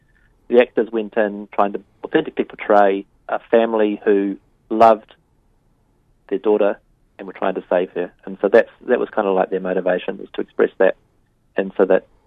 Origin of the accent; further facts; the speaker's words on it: New Zealand; I, like most New Zealanders